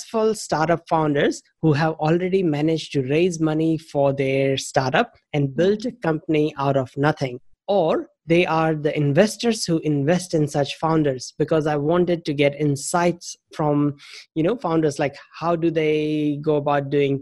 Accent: India; moved away as an adult; also born or lived in United States / Thailand; now in New Zealand; I'm originally from India, but the last about 19, 20 years, I've been in New Zealand

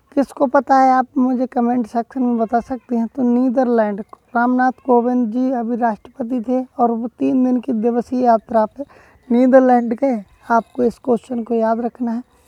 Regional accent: Badaun, Uttar Pradesh, India; हमारे डिस्ट्रिक्ट में जैसे मैं बदाइयों से बिलोंग करता हूँ

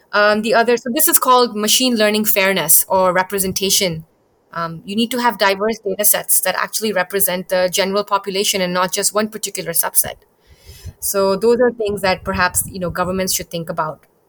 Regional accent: Bangkok, Thailand; also born or lived in India; I was born in India, but I spent my entire childhood growing up in Bangkok

